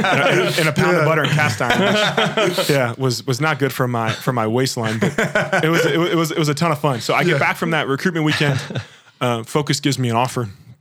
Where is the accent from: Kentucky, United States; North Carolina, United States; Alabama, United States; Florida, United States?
Kentucky, United States; moved away as an adult; also born or lived in Boston; I grew up in Kentucky my whole life